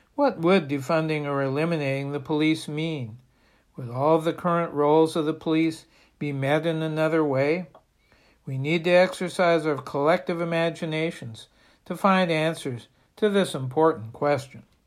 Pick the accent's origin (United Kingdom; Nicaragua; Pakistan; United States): United States; Bangor, Maine; In my hometown of Bangor